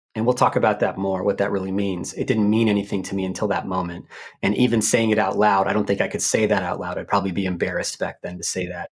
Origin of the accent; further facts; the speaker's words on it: Mitchellville, Maryland, United States; I'm from Maryland, Prince George's County or P G County, Maryland. Born and raised